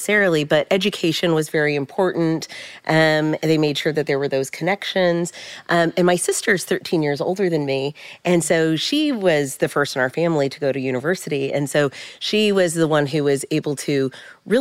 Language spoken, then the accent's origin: English; San Jose, California, United States; I grew up in San Jose, California